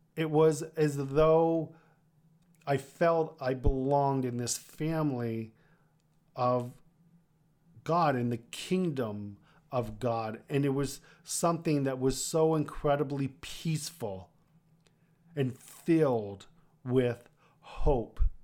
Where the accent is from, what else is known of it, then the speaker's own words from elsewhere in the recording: Kitchener, Ontario, Canada; also born or lived in Toronto; my hometown at that time in, in Kitchener